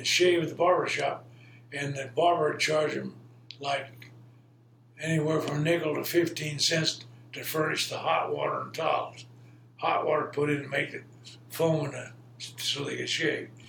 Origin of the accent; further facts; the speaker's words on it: Carlisle, United States; where I grew up in Carlisle.